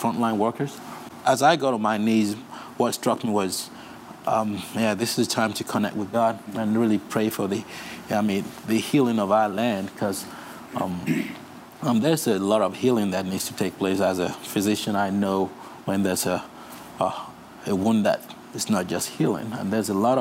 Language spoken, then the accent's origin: English; Nigeria; moved away; also born or lived in Russia; I'm from Nigeria